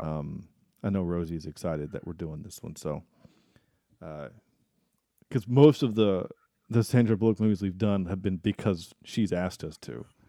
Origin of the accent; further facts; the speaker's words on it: North Carolina, United States; As North Carolinians, the three of us are